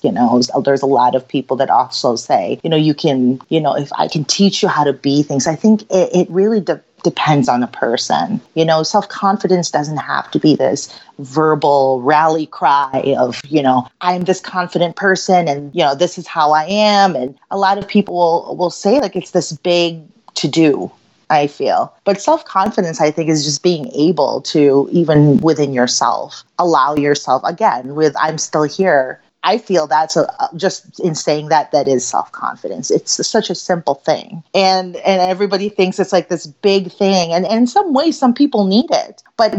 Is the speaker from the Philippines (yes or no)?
yes; Philippines; now in Chicago, United States; I'm Filipina. I was actually born in the Philippines, and my family immigrated here during there was martial law and there was a little bit of a revolution in the Philippines in 1987 to 1989.